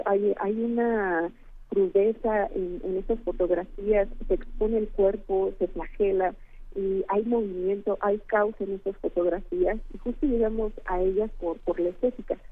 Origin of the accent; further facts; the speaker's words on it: Querétaro, Mexico; en el estado de Querétaro, de donde yo soy originaria